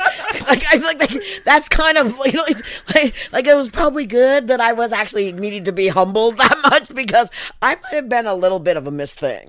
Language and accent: English; Pacific Northwest, United States; I was born in 1962 in the Pacific Northwest.